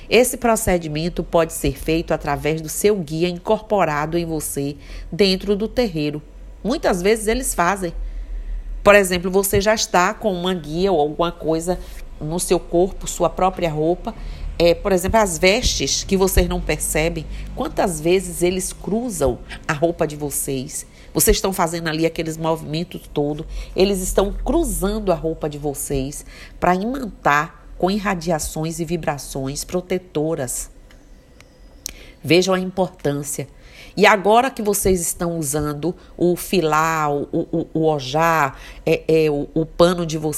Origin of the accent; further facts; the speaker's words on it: Mucugê, Bahia, Brazil; born there; como eu sou uma pessoa é, que nasci em Mucugê